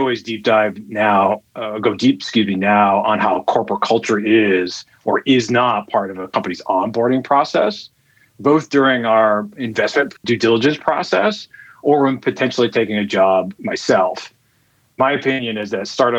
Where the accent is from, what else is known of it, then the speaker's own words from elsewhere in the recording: New York City, New York, United States; moved away as an adult; also born or lived in Cambridge, Massachusetts / Seattle; now in Amsterdam, Netherlands; I'm originally from New York City